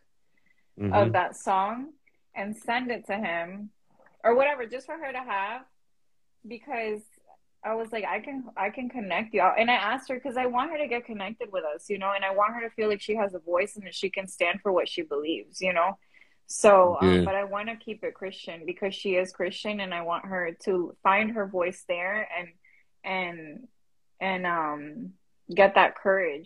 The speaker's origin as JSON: {"language": "English", "town": "Alexandria", "region": "Virginia", "country": "United States", "tie": "born or raised there", "also_born_or_lived": "Langley Park, Maryland", "said": "I'm from Alexandria. When I came to the country, I lived in Langley Park, but we were from Alexandria, like from when I was 5."}